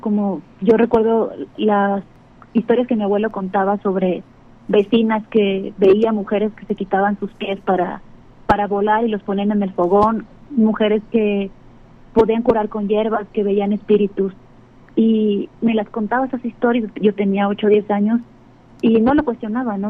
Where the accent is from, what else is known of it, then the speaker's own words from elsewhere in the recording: Acapulco, Guerrero, Mexico; moved away; yo nací en Acapulco, me crié allá y allá me formé de muchas formas